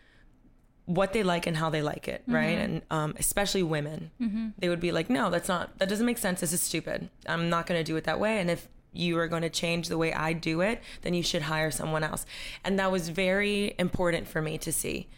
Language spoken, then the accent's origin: English; Coral Gables, Florida, United States; moved away as an adult; also born or lived in New York; I grew up in Coral Gables, but I grew up with a single mom